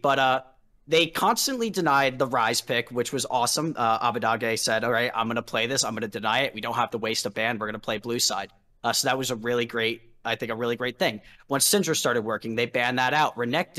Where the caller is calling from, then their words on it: Philadelphia, Pennsylvania, United States; I'm calling from Philadelphia, Pennsylvania, the home of Speaka, or former home of Speaka.